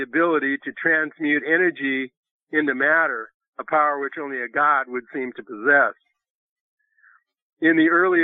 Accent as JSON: {"language": "English", "region": "Nebraska", "country": "United States", "said": "I'm from Nebraska, and that's next to Missouri, the show me state."}